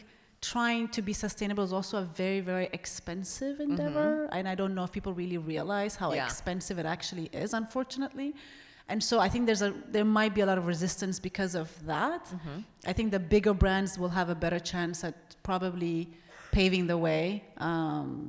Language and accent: English; Ethiopia; moved away; growing up in Ethiopia